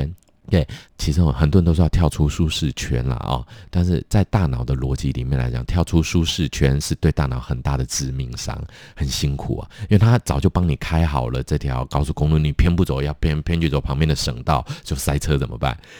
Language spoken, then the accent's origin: Chinese; Taipei, Taiwan; 对，我是台北人呢。